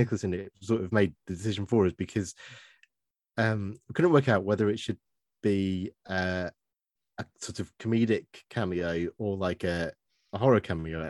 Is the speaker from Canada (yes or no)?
no; Stoke-on-Trent, West Midlands, United Kingdom; now in Worthing, United Kingdom; I got out of Stoke